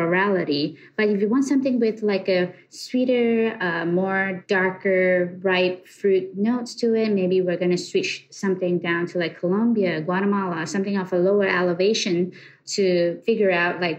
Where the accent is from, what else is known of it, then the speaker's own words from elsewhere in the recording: Malaysia; moved away as an adult; now in United States; Born and raised in Malaysia, I came to USA about 10 years ago